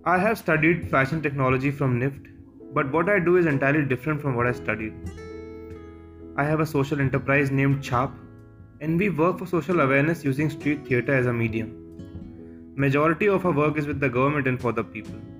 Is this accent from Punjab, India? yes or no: no; Aligarh, Uttar Pradesh, India; मैं अलीगढ़ उत्तर प्रदेश का रहने वाला हूँ